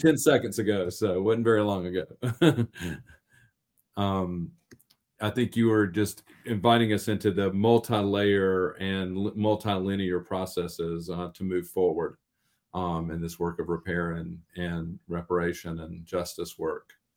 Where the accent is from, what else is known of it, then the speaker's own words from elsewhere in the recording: North Carolina, United States; I'm from North Carolina